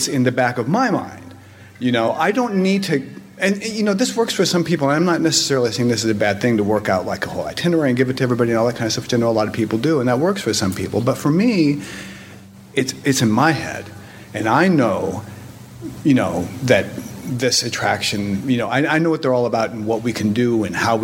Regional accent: Southern California, United States; now in Westchester County, New York, United States; I grew up in Southern California, and I grew up going to Disneyland as often as I possibly could

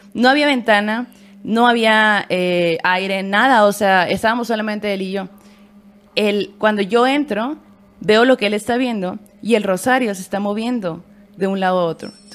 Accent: Hermosillo, Sonora, Mexico; now in Mexico City, Mexico; somos sonorenses, hermosillenses y aquí

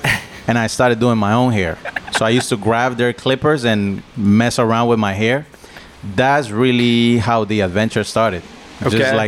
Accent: Colombia; English is a second language; now in United States; Well, the thing is, like, growing up in Colombia is different than growing up in the States.

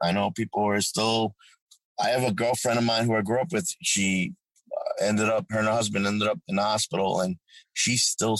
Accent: Amityville, New York, United States; It just reminds me of where I grew up in Long Island, actually, and that's why I like it. Because I grew up in Amityville, the Amityville Horror. That was my neighborhood.

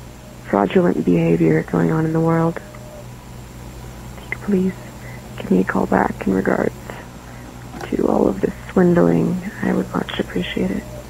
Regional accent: Colorado, United States; I'm from Colorado.

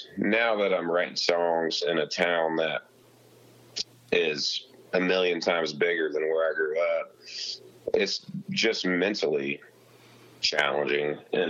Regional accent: Kansas, United States; he knew I was from Kansas

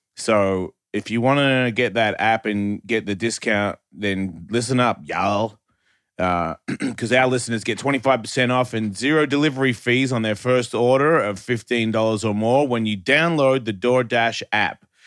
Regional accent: Australia; I'm from Australia.

